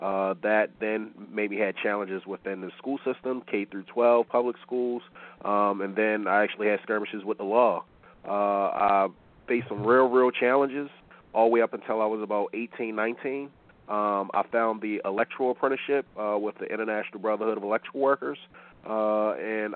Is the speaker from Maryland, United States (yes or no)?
yes; Baltimore, Maryland, United States; born and raised in the city of Baltimore